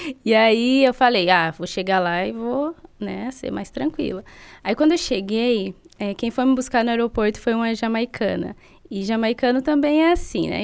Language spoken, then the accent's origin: Portuguese; Sertãozinho, São Paulo, Brazil; moved away; also born or lived in Canada; eu vim de Sertãozinho